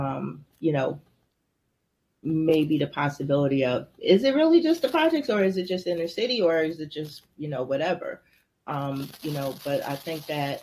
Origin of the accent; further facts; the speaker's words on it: Trenton, New Jersey, United States; growing up in Trenton, where we grew up at wasn't necessarily the projects or a bad area